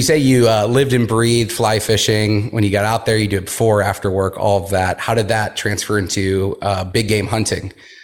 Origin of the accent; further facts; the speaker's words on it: Houston, Texas, United States; I grew up in Houston, so outside of Galveston